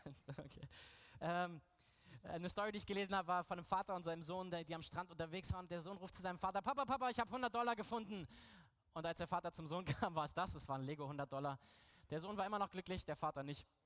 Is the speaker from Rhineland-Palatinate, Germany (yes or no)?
no; Berlin, Germany; Ich komme ja aus Berlin